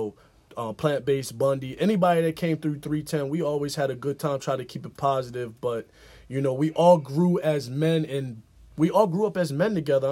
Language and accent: English; Harford County, Maryland, United States; we from the 410, which is, we 20 minutes north of Baltimore. We're not from Baltimore. We 20 minutes north of Baltimore in the burbs. It's called Harford County, Maryland.